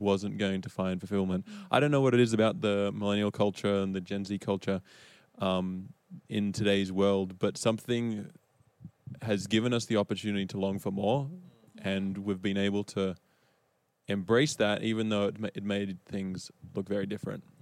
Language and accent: English; Australia; moved away as an adult; now in United States; I am Australian and I've been in the States now since 2017